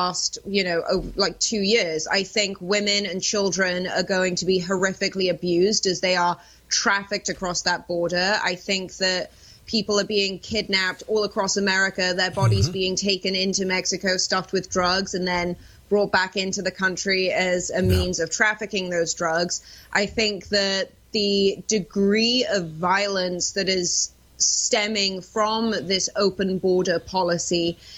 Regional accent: United Kingdom; I'm British.

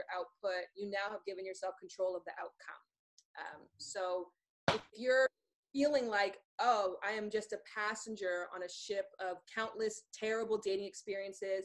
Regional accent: Toronto, Ontario, Canada; moved away; we're both from Toronto

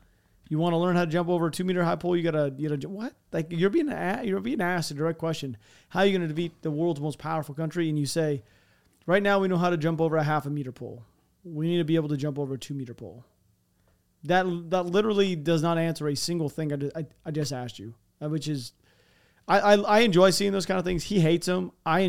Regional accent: United States; they're really enjoyable to me being American

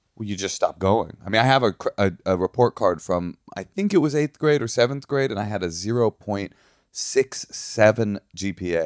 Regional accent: Oakland, California, United States; I grew up in Oakland

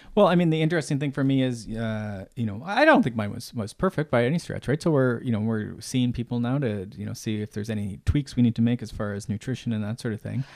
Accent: Canada; I'm Canadian

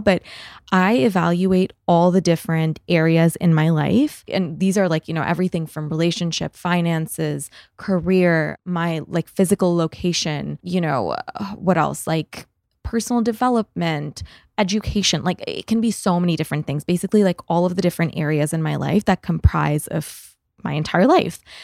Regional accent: Canada; moved away; I'm Canadian

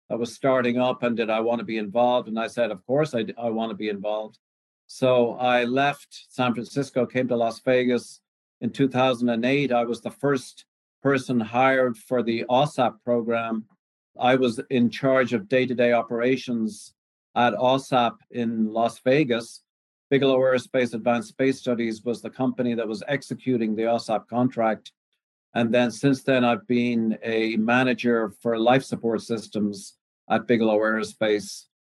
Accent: Ireland; also born or lived in Canada; now in United States; I came over from Ireland with a potato in my pocket there about 35 years ago started in Canada and worked my way in various areas of cancer research. Ended up in the United States in the early 90s

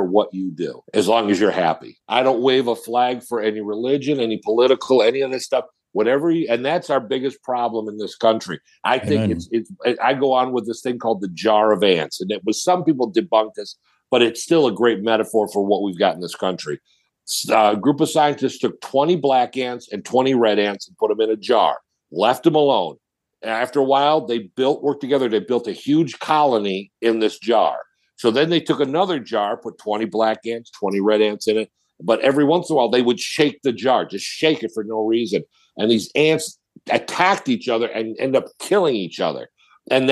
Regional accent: Kirtland, Ohio, United States; now in Cleveland, United States; I grew up in Kirtland

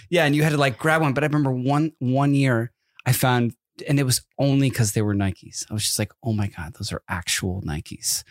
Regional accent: East Coast, United States; moved away; growing up on the East Coast

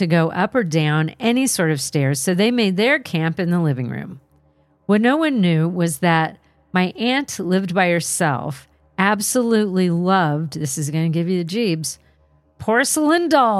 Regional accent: California, United States; I'm from Southern California, but this one time was my one trip to Canada visiting extended family.

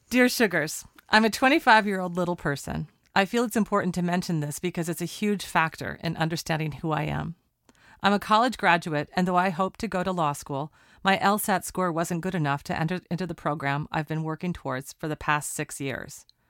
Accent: Portland, Oregon, United States; Here we are talking in my hometown. I often say on the credits, Portland, Oregon, my hometown

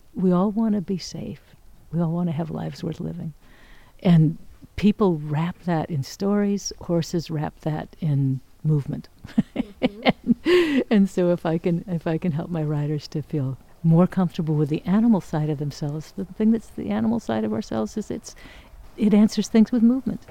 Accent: Oregon, United States; I was raised in Oregon

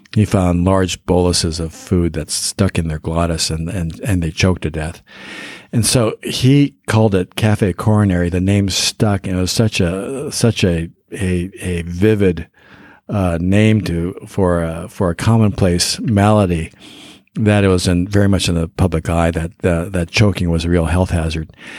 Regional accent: Denver, Colorado, United States; I grew up in Denver

